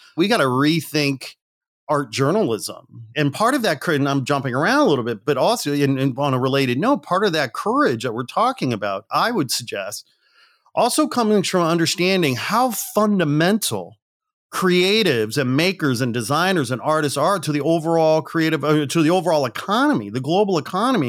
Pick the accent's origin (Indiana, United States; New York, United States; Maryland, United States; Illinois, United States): Indiana, United States; Gary; moved away; also born or lived in Manitoba; I'm a working class kid from a blue collar town in the Midwest outside Chicago. I was born in Gary, Indiana